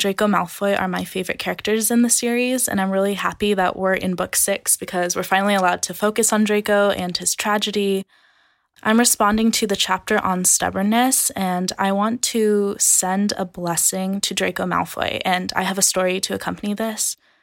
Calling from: Carlsbad, California, United States; I'm calling from Carlsbad, California.

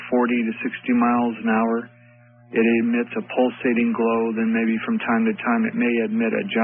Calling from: Fresno, California, United States; I'm calling from Fresno, California.

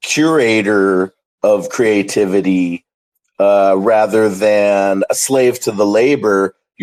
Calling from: Dallas, Texas, United States; I'm calling from Dallas, Texas.

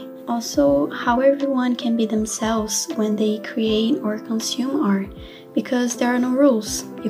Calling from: São Paulo, Brazil; I'm calling from São Paulo, Brazil.

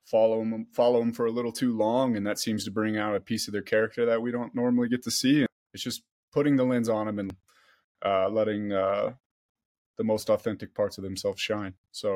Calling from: Boulder, Colorado, United States; I'm joining from Boulder, Colorado.

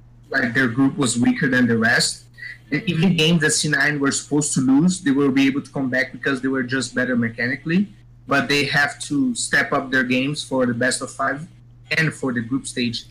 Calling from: Brazil

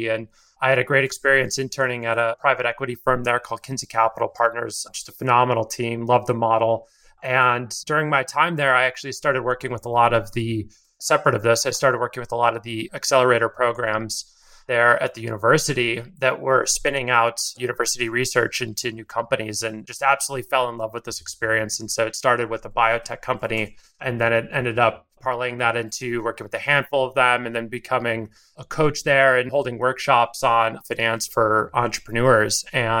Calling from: San Francisco, California, United States; I'm calling from San Francisco, California.

